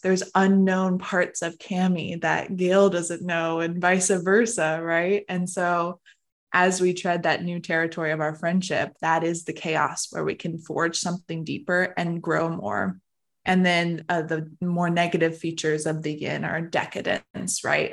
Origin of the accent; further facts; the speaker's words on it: Arizona, United States; I'm born and raised Arizona.